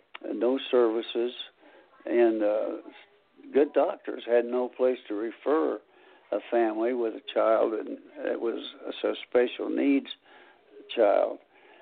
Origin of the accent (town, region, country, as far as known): Anderson, Indiana, United States; born or raised there; also born or lived in Brooklyn, New York / Los Angeles, California